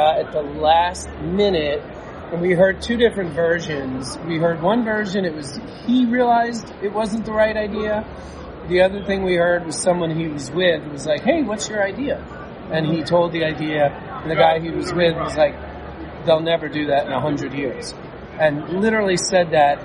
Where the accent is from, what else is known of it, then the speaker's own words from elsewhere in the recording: New York, United States; I'm from New York. I took the bus twice a day from about 8 years old to 18 years old